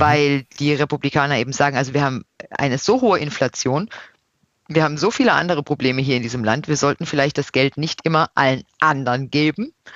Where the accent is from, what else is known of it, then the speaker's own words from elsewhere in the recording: Odenwald, Baden-Württemberg, Germany; moved away; also born or lived in Brussels; Dann kommt Deutschland, dann kommt Baden, dann kommt der Odenwald.